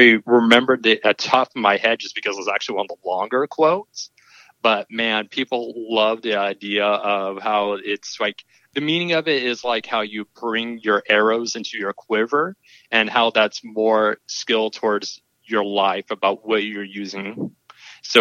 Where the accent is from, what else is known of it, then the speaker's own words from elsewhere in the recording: Tacoma, Washington, United States; I'm from Tacoma, Washington